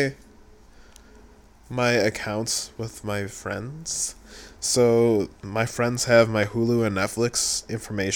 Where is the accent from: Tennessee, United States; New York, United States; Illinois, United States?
New York, United States; Buffalo; I'm from Buffalo